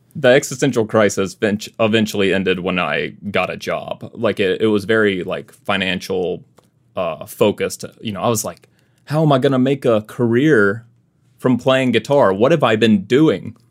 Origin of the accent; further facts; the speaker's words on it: Mississippi, United States; moved away as an adult; now in Arizona, United States; I'm originally from Mississippi, but you know I th- feel like I've lived in Arizona long enough that I'm like oh, I'm um, kind of from Arizona too.